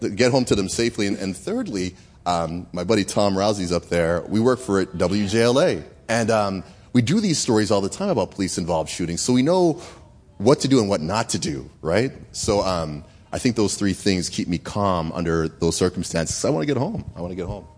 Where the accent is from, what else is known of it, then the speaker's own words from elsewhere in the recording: Canada; moved away; I was raised in Canada